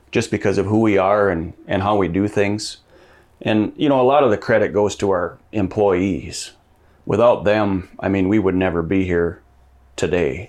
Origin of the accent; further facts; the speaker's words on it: Madison, United States; I grew up in Madison, went to school in Madison